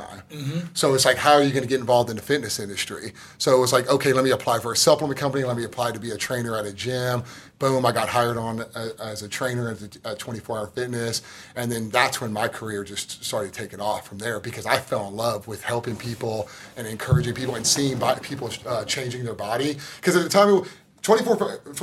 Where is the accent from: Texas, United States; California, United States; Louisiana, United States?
Texas, United States; Tomball; I grew up in Tomball, Texas, outside of Houston.